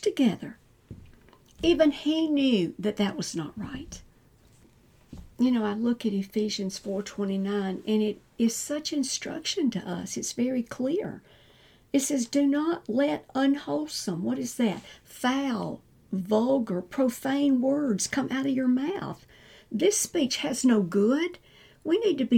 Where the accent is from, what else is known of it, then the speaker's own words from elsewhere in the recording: the South, United States; we're in the South. I was raised in the South